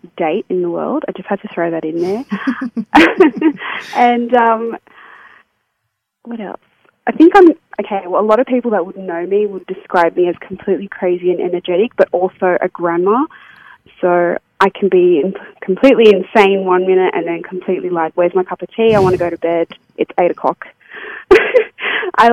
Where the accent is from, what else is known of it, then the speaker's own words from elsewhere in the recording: Sydney, New South Wales, Australia; I'm from Sydney